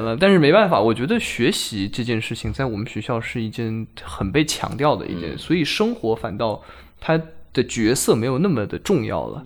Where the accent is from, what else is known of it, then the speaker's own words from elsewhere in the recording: Xiamen, Fujian, China; now in Shanghai, China; 他来自我的家乡，美丽的厦门